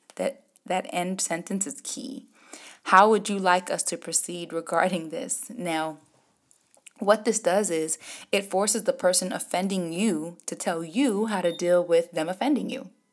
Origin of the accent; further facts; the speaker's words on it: Jamaica; me being Jamaican